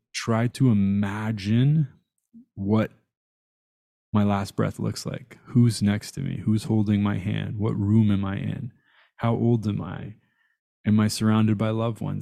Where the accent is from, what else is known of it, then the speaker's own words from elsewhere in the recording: Tehran, Tehran Province, Iran; I was born in Tehran.